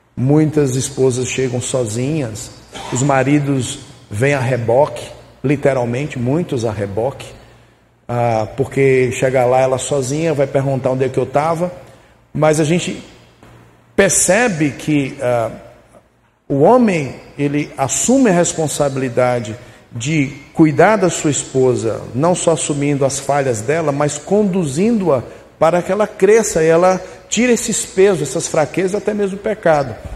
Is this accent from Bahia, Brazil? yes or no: yes; Casa Nova, Bahia, Brazil; moved away; lá na terra onde eu fui criado, nas Caraíbas dos Bragas, no interior de Casa Nova